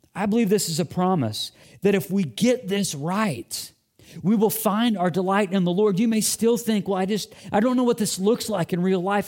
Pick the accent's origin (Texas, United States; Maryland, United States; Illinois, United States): Illinois, United States; moved away; my school age years in growing up in Illinois